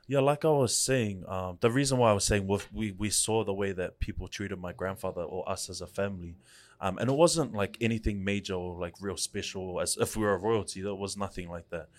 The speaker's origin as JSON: {"language": "English", "region": "Auckland", "country": "New Zealand", "tie": "born or raised there", "said": "I grew up in Central for, I think, maybe the first eight years of my life"}